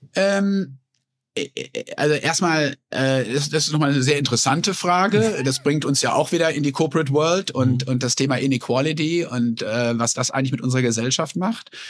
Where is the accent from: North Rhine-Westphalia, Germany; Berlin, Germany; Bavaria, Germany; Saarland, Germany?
North Rhine-Westphalia, Germany; Sauerland; moved away as an adult; now in United States; Also ich bin ja in den 70er Jahren in einem gesunden sozialdemokratischen Haushalt im Sauerland groß geworden